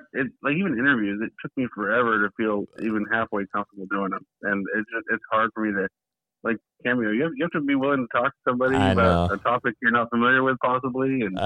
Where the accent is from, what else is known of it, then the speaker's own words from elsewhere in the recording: Vallejo, California, United States; I grew up in Vallejo. Yeah. I've been living here for a while now.